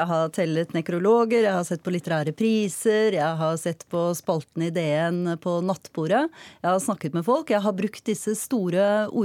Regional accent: Norway; Jeg kan gå mann av huse, og jeg er nordmann.

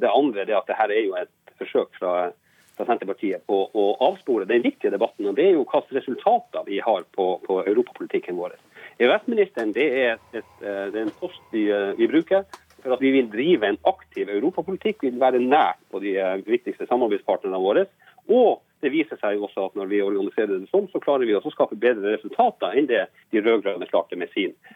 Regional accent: Båtsfjord, Finnmark, Norway; jeg kommer fra Båtsfjord i Finnmark

